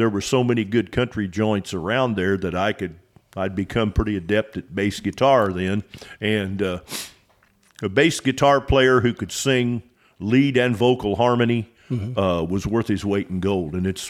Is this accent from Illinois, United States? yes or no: yes; Robinson, Illinois, United States; also born or lived in Nashville, Tennessee / Texas; now in Magnolia, Texas, United States; it was made in my hometown of Robinson, Illinois, L.S. Heath and Sons. And I grew up about 5 blocks from the factory.